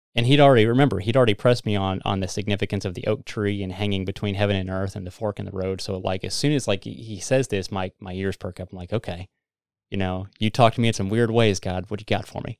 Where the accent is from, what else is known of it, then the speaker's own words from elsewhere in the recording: Missouri, United States; we're from Missouri